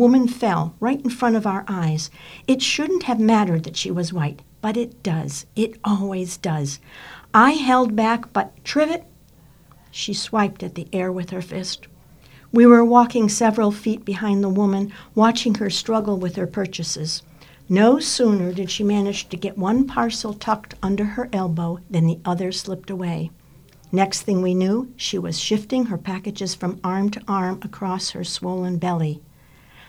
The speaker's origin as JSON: {"language": "English", "town": "Hartford", "region": "Connecticut", "country": "United States", "tie": "born or raised there", "moved": "yes", "lives_now": "Maine, United States", "said": "I grew up in Hartford, Connecticut, and as a little girl"}